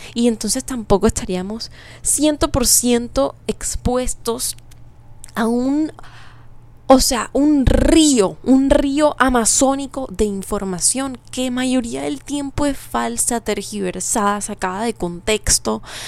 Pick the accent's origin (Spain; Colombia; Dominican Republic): Colombia; como colombianos